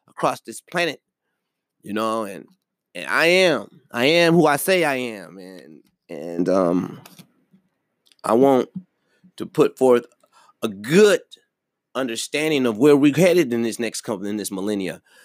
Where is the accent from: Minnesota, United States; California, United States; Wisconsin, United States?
Wisconsin, United States; Milwaukee; my hometown of Milwaukee, Wisconsin.